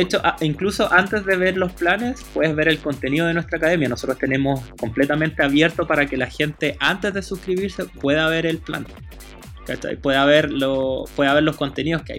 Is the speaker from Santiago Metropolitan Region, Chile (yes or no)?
yes; Santiago, Santiago Metropolitan Region, Chile; me crié en Peñalolén, en las Torres 3